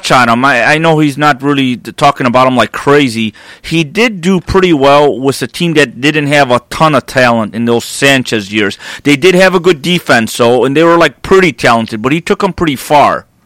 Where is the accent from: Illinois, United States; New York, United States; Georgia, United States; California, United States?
Illinois, United States; Chicago; I'm from Chicago.